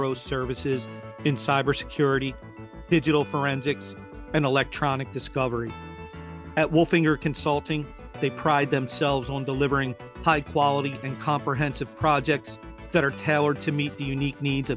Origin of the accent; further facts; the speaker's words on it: Philadelphia, Pennsylvania, United States; my hometown team, the Philadelphia Flyers